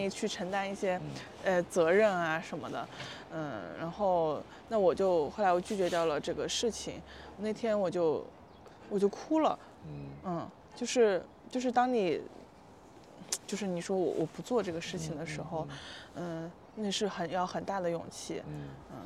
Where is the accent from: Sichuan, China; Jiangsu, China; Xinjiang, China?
Sichuan, China; Panzhihua; moved away as an adult; also born or lived in Chongqing; now in Shanghai, China; 我的老家，我老家在重庆嗯，那我在重庆其实待的时间就并不多嗯，然后我长大，成长是在四川嗯，攀枝花嗯，哦，对，然后在那个地方就是现在我家已经不住在那儿了